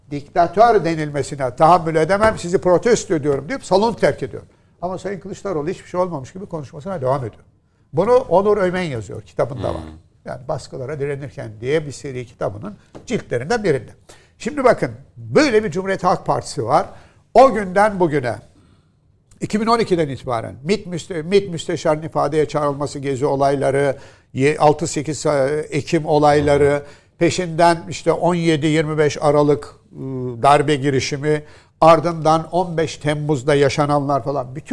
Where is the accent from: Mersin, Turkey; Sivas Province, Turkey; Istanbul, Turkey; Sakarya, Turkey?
Istanbul, Turkey; İstanbulluyuz, İstanbul'da yaşıyoruz.